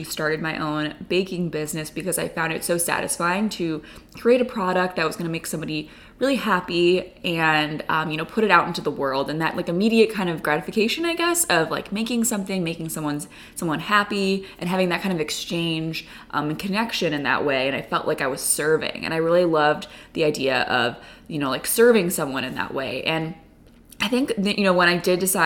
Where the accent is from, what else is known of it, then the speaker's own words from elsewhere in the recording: Chicago, Illinois, United States; I'm a painter who was born and raised in Chicago